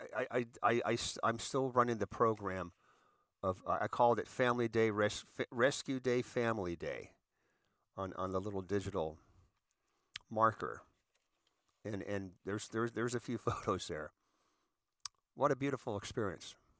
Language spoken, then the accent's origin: English; United States; as an American, as a veteran, as a seasoned citizen